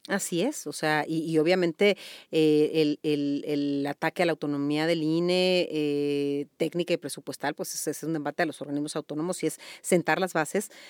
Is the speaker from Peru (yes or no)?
no; Mexico; como abogada, pero sobre todo como mexicana